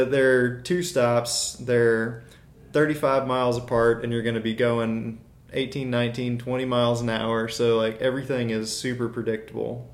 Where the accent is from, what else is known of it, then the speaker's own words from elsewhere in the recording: Birmingham, Alabama, United States; I grew up in Birmingham. I've been here since I was a year old